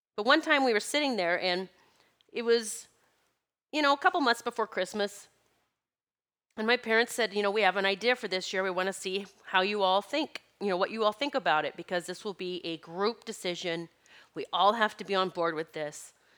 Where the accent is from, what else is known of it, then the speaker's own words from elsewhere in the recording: South Dakota, United States; my best friend growing up in South Dakota